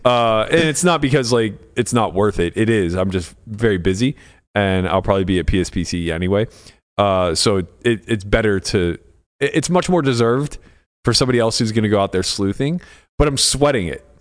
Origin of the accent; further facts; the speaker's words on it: United States; I'm American. I'm a quarter Italian, quarter Slovak.